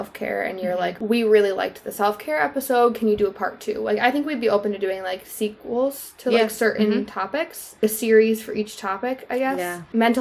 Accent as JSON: {"language": "English", "region": "Central New York", "country": "United States", "tie": "born or raised there", "said": "I am, like Grace said, from Central New York"}